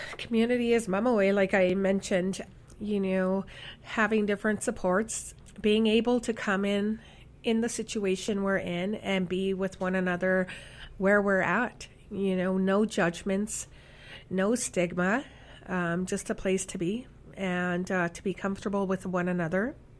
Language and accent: English; Saskatchewan, Canada; now in Winnipeg, Canada; I'm from Saskatchewan.